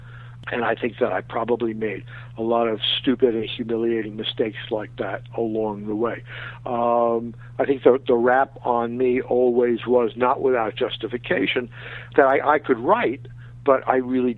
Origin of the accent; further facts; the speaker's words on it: Queens, New York, United States; I mean, all my friends from Queens, you know, were amazed and amused that I became the sports writer.